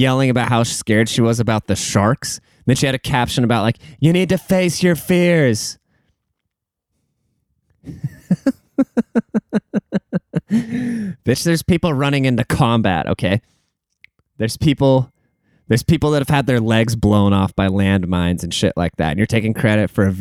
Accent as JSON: {"language": "English", "town": "Seattle", "region": "Washington", "country": "United States", "tie": "born or raised there", "said": "The Seattle Mariners, my hometown baseball team"}